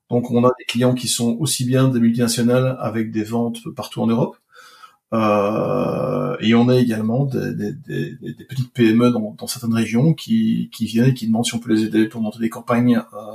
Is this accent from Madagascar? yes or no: no; Belgium; moi je viens de Belgique